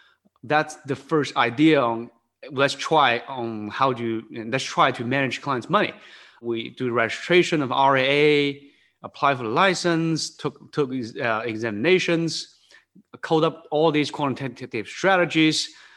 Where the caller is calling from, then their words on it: Newtown Square, Pennsylvania, United States; I'm working from home on the East Coast. It's the suburb of Philadelphia. It's a town called Newtown Square, kind of 20 minutes, 30 minutes west of Philadelphia.